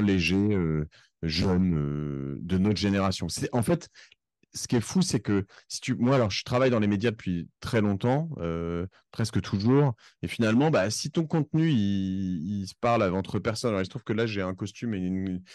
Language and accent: French; Cherbourg, Normandy, France; also born or lived in Corsica; now in Paris, France; je suis parisien depuis 1997. Euh, j'ai grandi à Cherbourg avant. Je suis d'origine corse